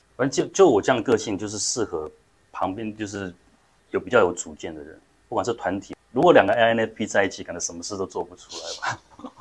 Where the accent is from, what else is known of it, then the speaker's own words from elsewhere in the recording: Taiwan; moved away as an adult; also born or lived in United States; 去国际学校念书啊，其实也跟台湾社会一般的经历不一样